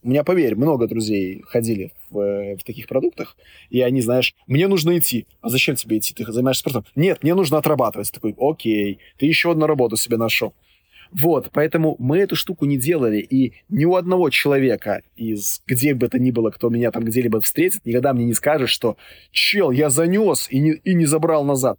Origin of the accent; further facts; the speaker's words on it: Minsk, Belarus; я вот сам родом из Минска